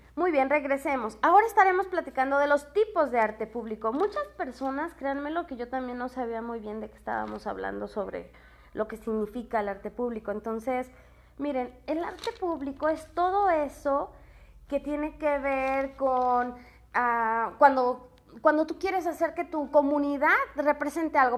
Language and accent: Spanish; Tepatitlán de Morelos, Jalisco, Mexico; soy de Tepatitlán de Morelos, Jalisco